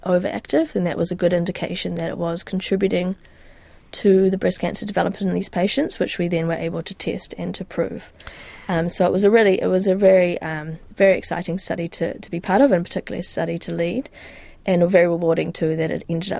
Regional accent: New Zealand; moved away as an adult; I wanted to start that in my home country, and I wanted to have that next sort of step of my stage of my career where I'm leading a team, and I wanted that to be in New Zealand.

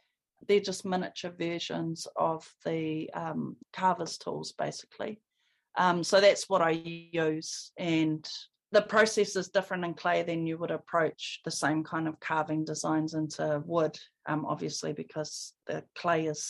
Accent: Porirua, Wellington, New Zealand; I was born and raised in Porirua in Cannons Creek

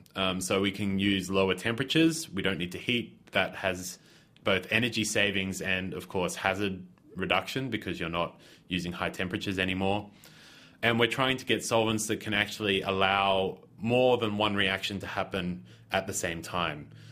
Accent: Australia; moved away; I'm originally from Australia

